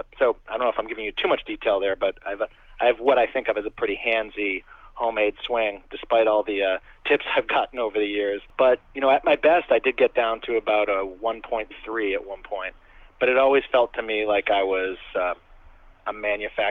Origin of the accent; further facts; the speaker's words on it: New England, United States; I grew up in the New England area playing hockey and baseball